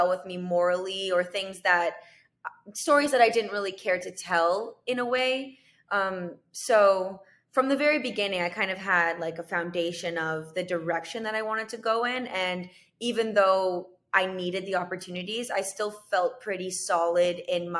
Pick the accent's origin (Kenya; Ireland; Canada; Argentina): Canada; moved away as an adult; now in United States; I'm from Canada